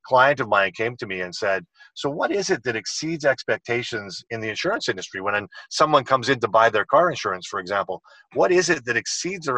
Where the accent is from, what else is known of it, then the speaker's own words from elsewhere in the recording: British Columbia, Canada; I'm in Calgary today, but I'm actually from British Columbia on the West Coast